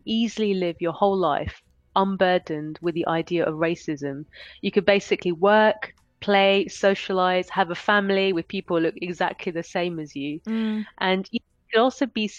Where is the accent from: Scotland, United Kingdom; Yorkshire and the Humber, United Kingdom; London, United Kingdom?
London, United Kingdom; moved away as an adult; now in Switzerland; I would describe as being British of Indian heritage, a born and bred Londoner